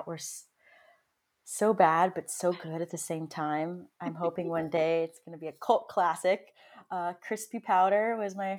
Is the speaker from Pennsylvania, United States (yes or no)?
no; Santa Fe, New Mexico, United States; I grew up in Santa Fe, New Mexico.